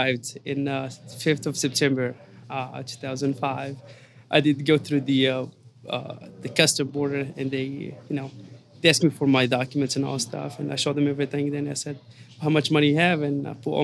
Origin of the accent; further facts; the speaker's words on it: Casablanca, Casablanca-Settat, Morocco; moved away as an adult; now in United States; Born and raised in Casablanca, Morocco